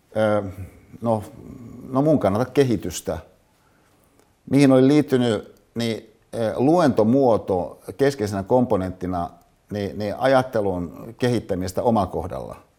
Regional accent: Hyvinkää, Uusimaa, Finland; mihin mä synnyin Hyvinkäällä

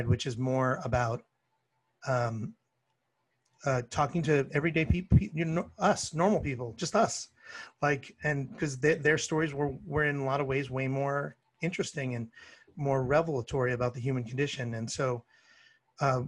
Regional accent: Canada; now in Los Angeles, United States; I'm a Canadian

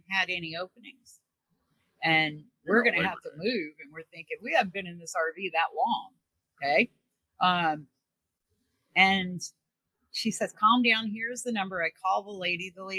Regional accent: Missouri, United States; also born or lived in New York; now in Arkansas, United States; I'm originally from Missouri.

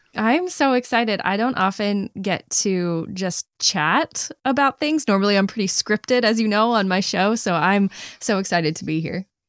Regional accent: Maine, United States; moved away as an adult; also born or lived in New York; I never really knew how much I loved my home state until I didn't live there anymore

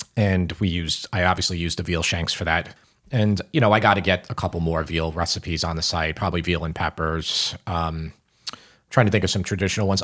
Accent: Long Island, New York, United States; We're both from Long Island

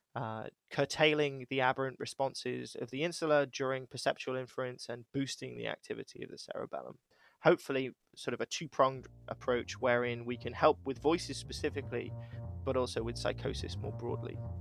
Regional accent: United Kingdom; now in Cheshire, United States; I'm British

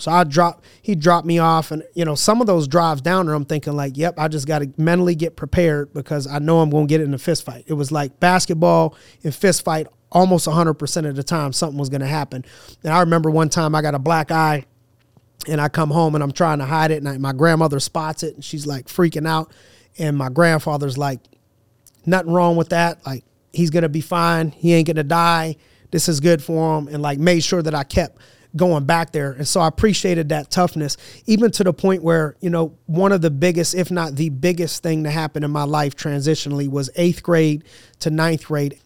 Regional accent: Youngstown, Ohio, United States; a branch of Inspiring Minds, Youngstown in my hometown

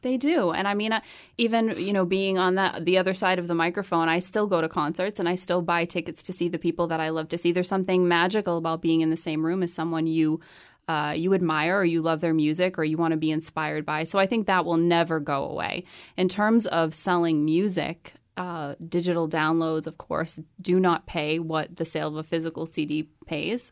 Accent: Chelmsford, Massachusetts, United States; moved away as an adult; now in Nashville, United States; I grew up in Chelmsford, Massachusetts

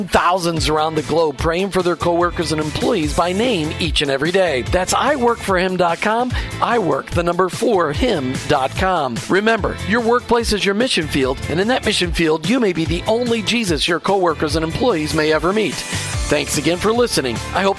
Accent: Minnesota, United States; And growing up in Minnesota, I started to realize that there's a lot of people in small town Minnesota that I lived with that went to church just out of obligation.

